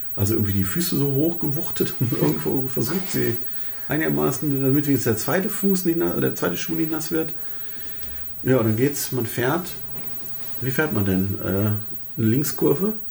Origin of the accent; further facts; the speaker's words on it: Germany; wir als Deutsche